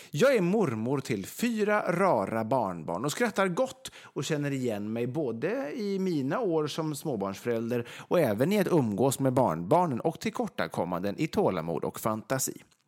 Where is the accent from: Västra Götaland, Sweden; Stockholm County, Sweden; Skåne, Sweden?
Västra Götaland, Sweden; Vegby; moved away; Nu sitter vi till exempel i Vegby då, där jag är uppvuxen i mina föräldrars hus.